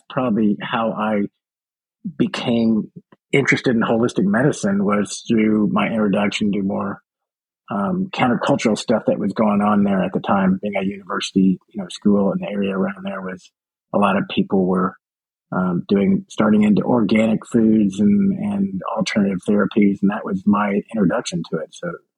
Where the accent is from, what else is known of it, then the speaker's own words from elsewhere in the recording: Little Rock, Arkansas, United States; moved away as an adult; also born or lived in Austin, Texas / Fairbanks, Alaska / Portland, Oregon; now in Jacksonville, United States; I was raised in Arkansas. Which part? Little Rock. And then I went to school at the University of Arkansas.